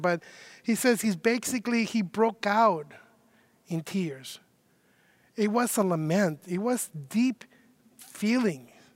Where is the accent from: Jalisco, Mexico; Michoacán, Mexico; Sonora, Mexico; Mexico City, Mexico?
Mexico City, Mexico; now in Chicago, United States; I myself am not originally from Chicago. I have been living in Chicago for 20 years, so I guess I am from Chicago now. But I was born uh, in Mexico City